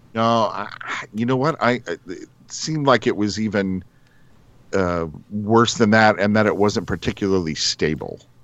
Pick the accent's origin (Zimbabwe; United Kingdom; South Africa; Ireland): Ireland; I'm Irish.